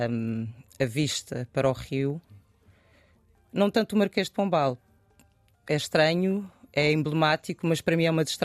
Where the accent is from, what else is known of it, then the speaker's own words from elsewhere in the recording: Bissau, Guinea-Bissau; quem olha para mim sabe que eu sou de Bissau. E muitas vezes pensa que eu não sou sequer guineense.